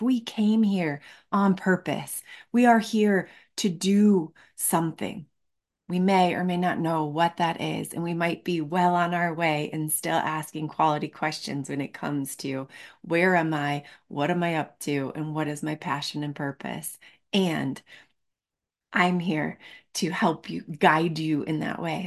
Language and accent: English; Michigan, United States; now in Colorado, United States; I live in Colorado. I grew up in Michigan